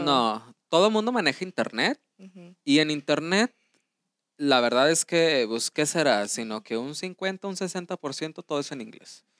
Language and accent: Spanish; Mexico; nosotros como mexicanos tomamos, tenemos una segunda lengua que es el inglés